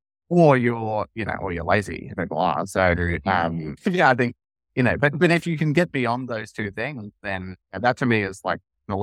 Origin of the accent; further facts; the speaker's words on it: Australia; maybe it's partly being Australian or, you know, or whatever